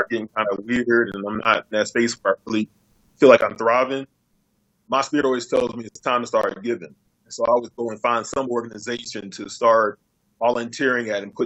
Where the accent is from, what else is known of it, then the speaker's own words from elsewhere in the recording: United States; being an American